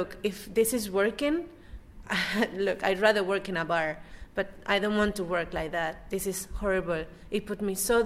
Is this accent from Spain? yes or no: yes; Spain; moved away; also born or lived in Germany / China; from Spain